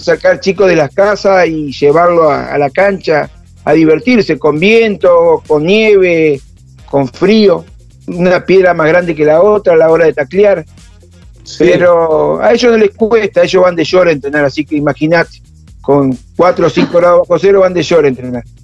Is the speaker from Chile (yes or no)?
no; Paraná, Entre Ríos, Argentina; now in Río Grande, Argentina; yo soy de Paraná Entre Ríos